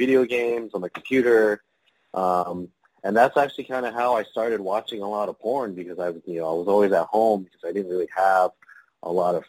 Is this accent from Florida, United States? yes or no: no; Downey, California, United States; also born or lived in Chinatown, Los Angeles; I was actually born and raised near Los Angeles, California, in the city of Downey